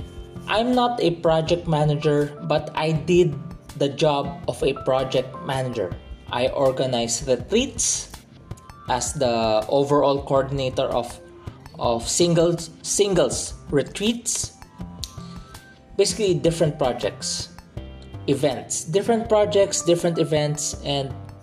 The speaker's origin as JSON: {"language": "English", "country": "Philippines", "said": "my home country, Philippines"}